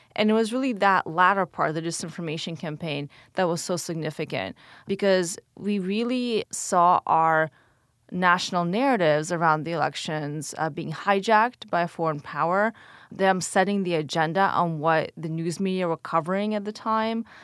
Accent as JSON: {"language": "English", "country": "Ukraine", "tie": "born or raised there", "first_language": "Russian", "second_language": "English", "moved": "yes", "lives_now": "United States", "said": "I was born in Ukraine, lived there only during the Soviet days, and then my family immigrated in the early nineties, so right during the fall to the U S"}